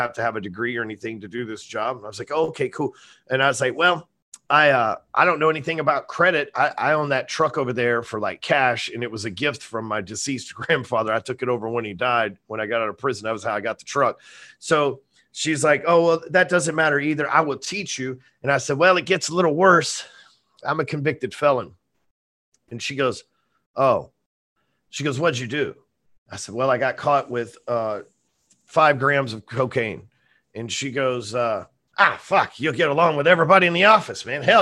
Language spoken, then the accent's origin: English; North Texas, United States; I'm sitting here in Texas, North yep. Texas. My friends are in the neighborhood I grew up